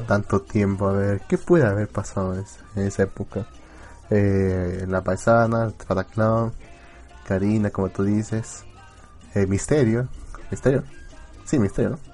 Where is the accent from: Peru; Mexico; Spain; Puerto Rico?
Peru; En nombre del pueblo peruano